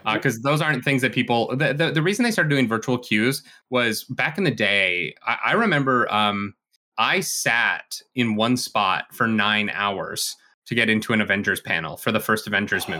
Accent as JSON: {"language": "English", "country": "Canada", "said": "we are Canadian here, so, uh, we, we say Gouda"}